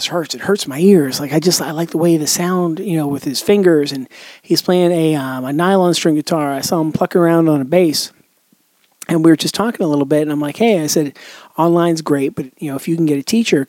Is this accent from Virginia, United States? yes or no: no; Pittsburgh, Pennsylvania, United States; moved away as an adult; now in Charleston, United States; I moved a couple years back from the Pittsburgh area to the Charleston, South Carolina area